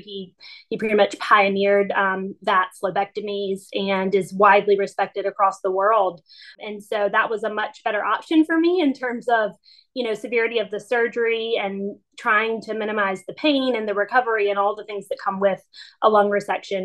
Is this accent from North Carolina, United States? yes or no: yes; Wilmington, North Carolina, United States; I was home in my hometown of Wilmington